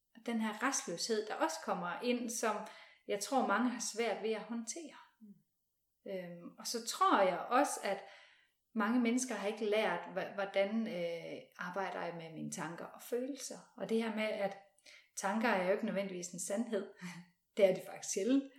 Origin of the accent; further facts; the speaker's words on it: West Jutland, Central Denmark Region, Denmark; Nu er jeg ude fra Vestjylland